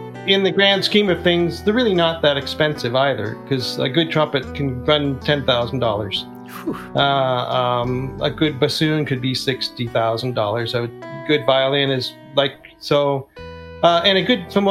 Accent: Canada; I'm Canadian

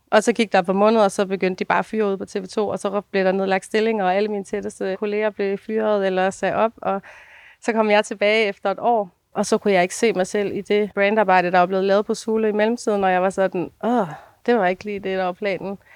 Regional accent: Denmark; moved away; also born or lived in Copenhagen / Ringsted; jeg er fra Jylland

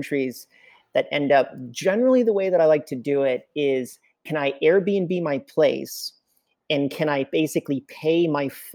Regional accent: Canada; I'm Canadian, as you had mentioned before. And in Canada, from January till about April, it's really horrible to be here

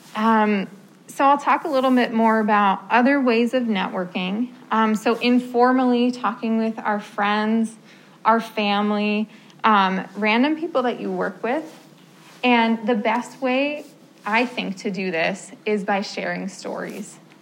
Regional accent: New Jersey, United States; moved away as an adult; I am from New Jersey came up here um, for college to study music therapy.

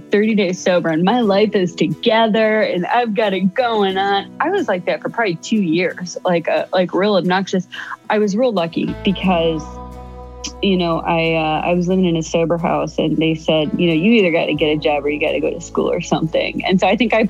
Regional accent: Ohio, United States; moved away as an adult; I hightailed it back to my home state of Ohio

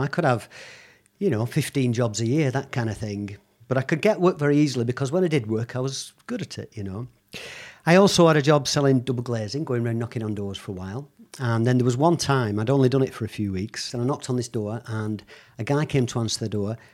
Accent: Bolton, North West England, United Kingdom; also born or lived in Lagos, Nigeria; I was born in Bolton, so I'm a Bolton lad. But as a child, I've been moved around quite a lot, and initially, for the first probably five years of my life, in and out of Africa.

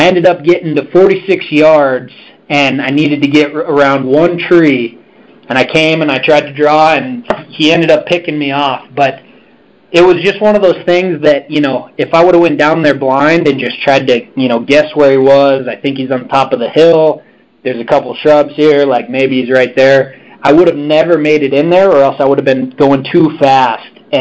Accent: Missoula, Montana, United States; I'm from Western Montana, Missoula, Montana, where our headquarters is actually

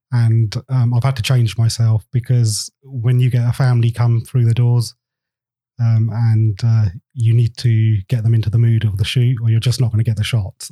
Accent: England, United Kingdom; I'm um, Indian. I was born in England, so half and half.

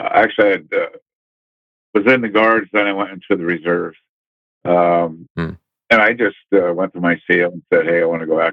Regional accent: Pacific Northwest, United States; also born or lived in Camp Pendleton, California; I was raised in the Pacific Northwest, mainly Northeast Oregon, Southeast Washington.

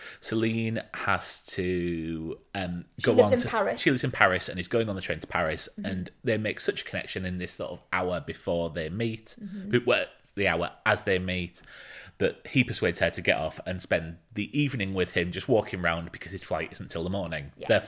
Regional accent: United Kingdom; being British

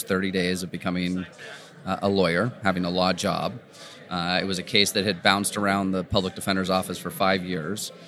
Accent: San Rafael, California, United States; also born or lived in San Diego; I grew up here in Northern California, just on the other side of the Golden Gate Bridge

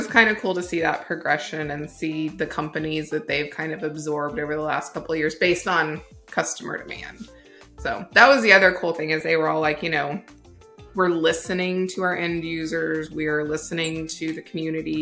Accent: United States; we, as Americans

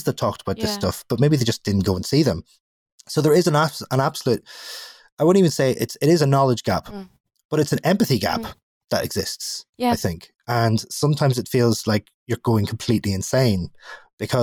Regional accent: Northern Ireland, United Kingdom; as a Northern Irish person, I am sort of Schrodinger's Brit, where I am both things. I have an Irish passport and a British birth certificate

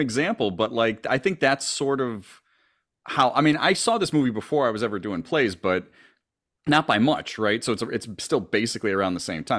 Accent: Scranton, Pennsylvania, United States; now in Chicago, United States; growing up in Scranton, Pennsylvania

